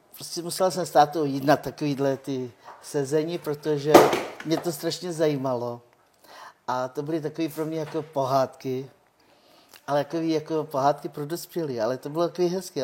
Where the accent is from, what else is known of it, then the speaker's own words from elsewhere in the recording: Rokycany, Plzeň Region, Czechia; first language Romani; Czech is a second language; also born or lived in United Kingdom; já jsem se narodila už tady v Čechách